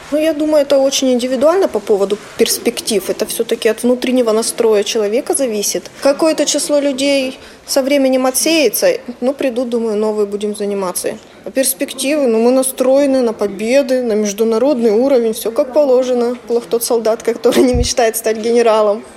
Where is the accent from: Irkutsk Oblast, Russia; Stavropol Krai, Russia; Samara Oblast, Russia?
Stavropol Krai, Russia; also born or lived in Moscow; Я из Ставропольского края